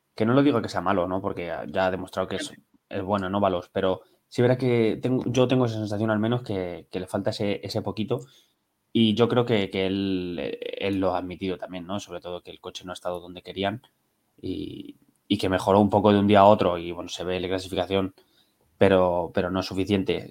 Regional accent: Toledo, Castilla-La Mancha, Spain; now in Madrid, Spain; soy de Toledo, tengo ahora mismo vivo en Madrid

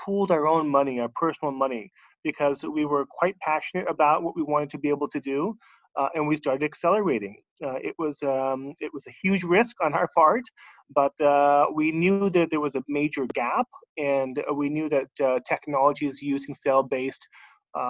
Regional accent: Bay Area, California, United States; moved away as an adult; now in Singapore; I am actually from the Bay Area, from California myself

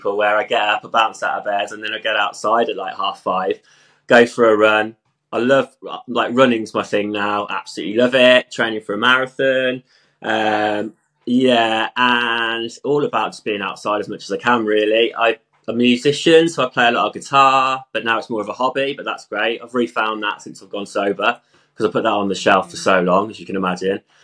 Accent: Stratford-upon-Avon, West Midlands, United Kingdom; moved away as an adult; also born or lived in London; now in Wales, United Kingdom; I'm originally from Stratford-upon-Avon, Shakespeare world. I grew up there

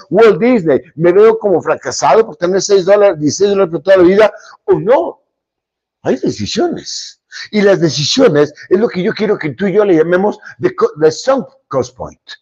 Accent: Monterrey, Nuevo León, Mexico; cómo somos los regiomontanos

